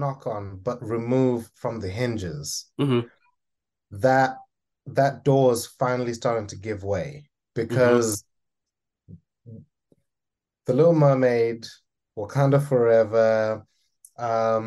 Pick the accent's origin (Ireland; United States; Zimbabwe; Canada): Zimbabwe; I'm Zimbabwean. I come from Southern Africa, very proud of being an African born and bred individual